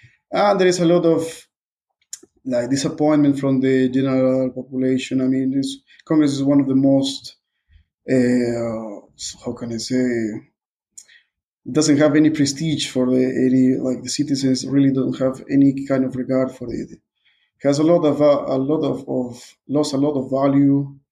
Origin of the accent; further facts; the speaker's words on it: Peru; English is a second language; also born or lived in Budapest, Hungary; I'm from Peru.